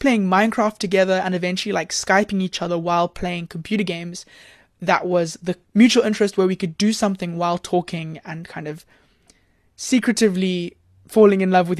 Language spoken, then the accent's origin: English; Cape Town, Western Cape, South Africa; I'm from Cape Town.